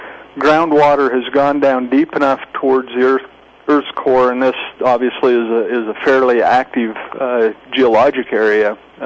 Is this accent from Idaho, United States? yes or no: yes; Lava Hot Springs, Idaho, United States; after I came to work here in Lava Hot Springs, which is my hometown